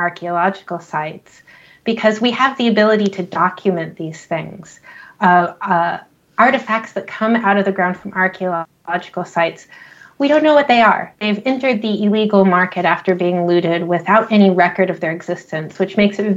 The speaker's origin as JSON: {"language": "English", "country": "United States", "also_born_or_lived": "Scotland", "said": "I'm American"}